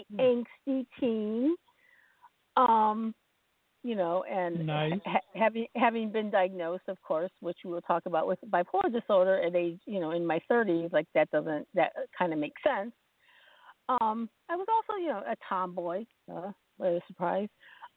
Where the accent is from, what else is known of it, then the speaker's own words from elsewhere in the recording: Champaign, Illinois, United States; also born or lived in Ohio / Kentucky / Kenosha, Wisconsin; Well, I grew up around in and around the Midwest. I was born in Champaign, Illinois, and, you know, my family moved around a lot, many places in Illinois. We were in Ohio for a minute, in Kentucky for a minute, and we landed in Wisconsin.